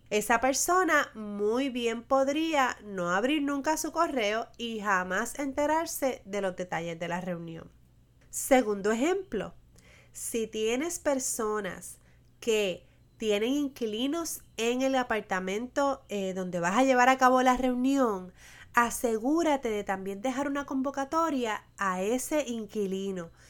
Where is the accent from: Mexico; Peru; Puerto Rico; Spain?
Puerto Rico; mi experiencia como puertorriqueña